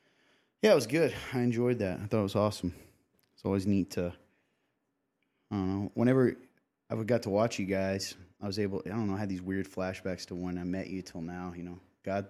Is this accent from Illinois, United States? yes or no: no; Nappanee, Indiana, United States; particularly in my hometown. I'm from the Napanee area.